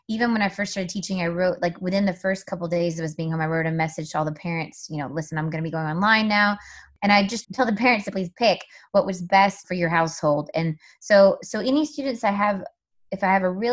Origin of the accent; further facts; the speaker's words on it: South Carolina, United States; moved away; I grew up in South Carolina in an area that was pretty low income